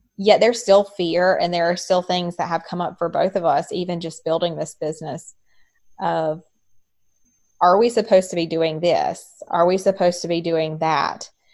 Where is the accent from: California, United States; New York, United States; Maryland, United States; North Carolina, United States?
North Carolina, United States; I was raised in North Carolina uh, raised in a Southern Baptist um, home